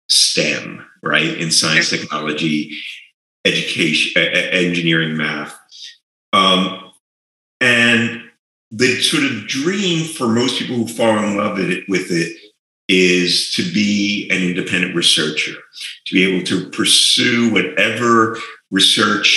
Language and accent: English; New York, United States; moved away as an adult; now in New Mexico, United States; I grew up in New York, and I had always lived in big cities